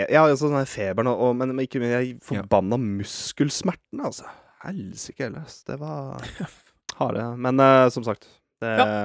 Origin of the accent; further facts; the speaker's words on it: Norway; vi er nordmenn